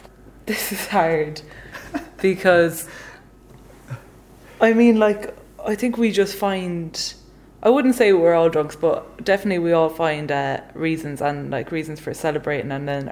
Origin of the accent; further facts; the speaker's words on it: Ballinasloe, Connacht, Ireland; accent: Midlands; So I'm from Banisloe. It's in Galway in the west of Ireland. But Banisloe is kind of like East Galway. So we're basically more or less straight in the middle of Ireland. So it's quite a Midlands accent, I would say, I have.